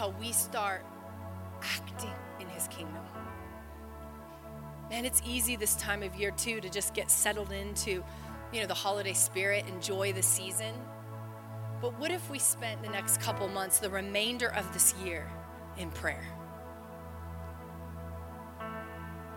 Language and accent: English; United States; before I'm an American.